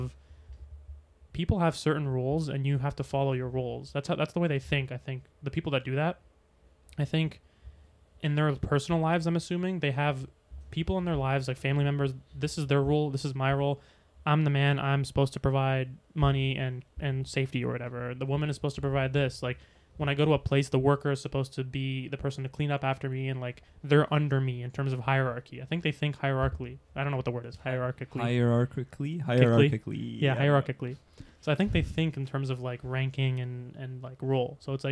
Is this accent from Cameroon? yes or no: no; Egypt; moved away; we're both from Egypt